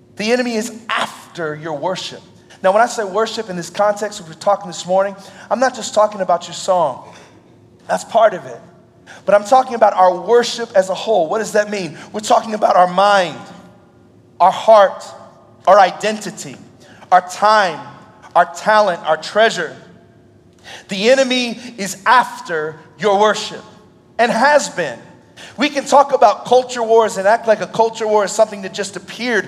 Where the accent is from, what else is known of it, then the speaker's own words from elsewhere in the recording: Indianapolis, Indiana, United States; I'm actually from Indianapolis, Indiana. I grew up there